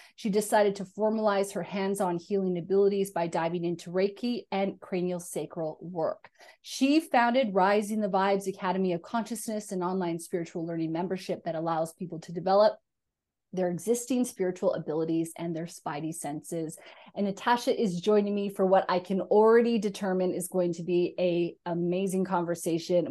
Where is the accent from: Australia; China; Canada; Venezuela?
Canada; also born or lived in Scotland; I'm Canadian, I lived in Scotland.